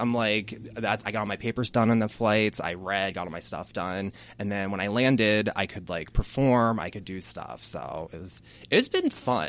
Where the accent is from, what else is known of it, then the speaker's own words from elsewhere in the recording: Havre de Grace, Maryland, United States; I'm born and raised in Havre de Grace. I graduated in 09 from Havre de Grace High School